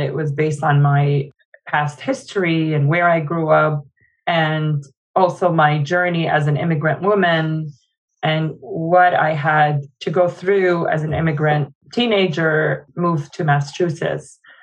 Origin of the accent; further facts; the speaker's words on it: Jordan; now in United States; I was born in Jordan